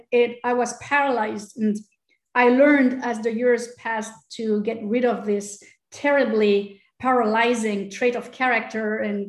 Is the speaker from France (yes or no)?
yes; Angers, Pays de la Loire, France; born there; No, I was born in Angers, which is northwest of France, for a very funny reason.